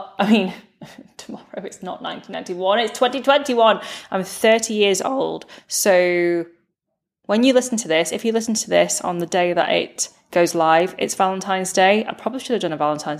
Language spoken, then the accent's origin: English; United Kingdom; now in Manchester, United Kingdom; British-born Chinese millennial